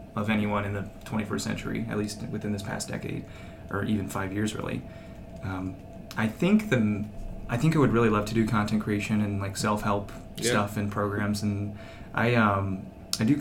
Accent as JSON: {"language": "English", "town": "Cedar Rapids", "region": "Iowa", "country": "United States", "said": "I'm from Iowa. I'm from Cedar Rapids actually"}